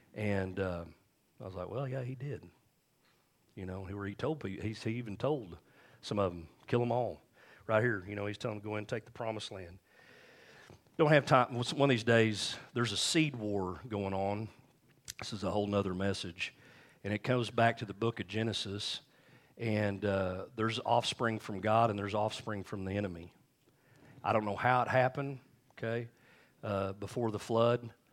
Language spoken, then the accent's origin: English; United States; we grew up here in Lee D